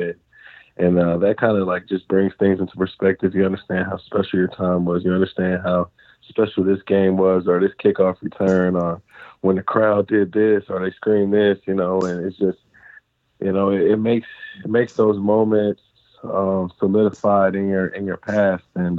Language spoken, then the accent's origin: English; Cincinnati, Ohio, United States; I grew up in Cincinnati, Ohio